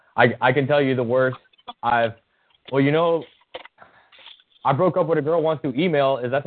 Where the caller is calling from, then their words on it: New York, United States; Hey, I'm calling from New York State.